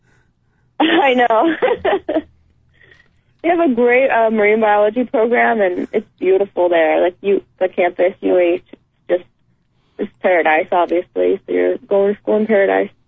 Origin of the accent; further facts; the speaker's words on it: El Dorado Hills, California, United States; moved away; I grew up in El Dorado Hills, and that's near Folsom